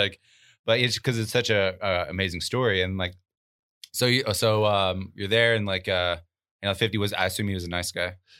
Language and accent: English; Arkansas, United States; moved away as an adult; now in Florida, United States; growing up in Arkansas